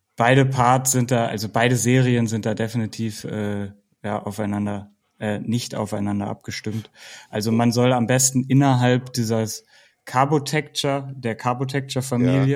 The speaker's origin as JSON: {"language": "German", "town": "Bielefeld", "region": "North Rhine-Westphalia", "country": "Germany", "moved": "yes", "lives_now": "Baden-Württemberg, Germany", "said": "ich komme aus der Region Bielefeld und habe da auch mit Mountainbiken angefangen"}